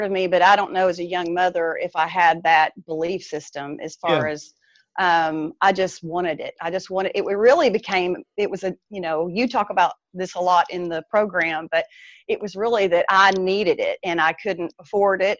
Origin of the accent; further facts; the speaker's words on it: East Texas, United States; I am in deep East Texas. Thank the Lord. I moved away for a time, and so I'm thrilled to be back home where I was raised.